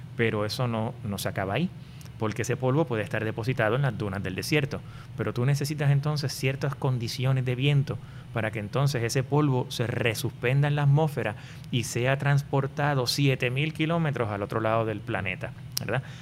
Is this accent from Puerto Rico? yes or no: yes; Puerto Rico; yo soy nacido y criado en, en Puerto Rico